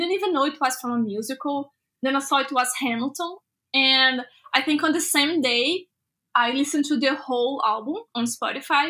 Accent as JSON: {"language": "English", "country": "Brazil", "said": "I'm an artist from Brazil"}